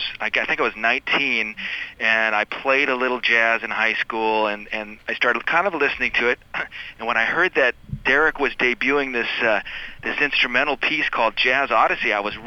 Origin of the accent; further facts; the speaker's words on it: Stockton, California, United States; I had the rare opportunity of actually seeing them when they came through my hometown of Stockton.